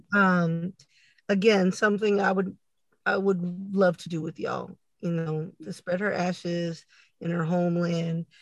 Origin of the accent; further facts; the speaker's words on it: San Antonio, Texas, United States; we're from Texas, San Antonio, uh, to be exact